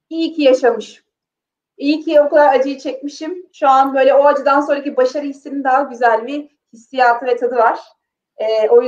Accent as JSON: {"language": "Turkish", "town": "Mudanya", "region": "Bursa", "country": "Turkey", "said": "Çünkü ben Mudanyalıyım, çok böyle mütevazi bir e, Anadolu ailesinin kızıyım. E, çok tahmin edebileceğiniz şartlarda, çok tahmin edebileceğiniz e, böyle traditionlar yani gelenek ve göreneklerle büyüdüm."}